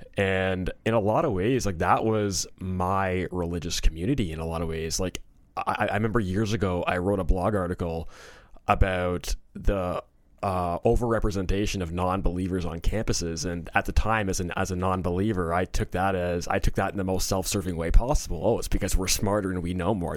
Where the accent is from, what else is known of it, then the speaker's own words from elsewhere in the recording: Toronto, Ontario, Canada; moved away as an adult; also born or lived in New Jersey / South Korea; I was born in Toronto, um, in eighty-two, and I grew up in and around Toronto.